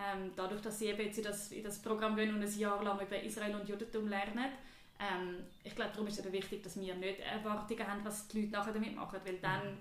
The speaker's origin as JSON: {"language": "German", "country": "Switzerland", "moved": "yes", "lives_now": "New York, United States", "said": "ich bin eine Frau, ich bin jüdisch, ich bin weiß, ich bin Schweizerin"}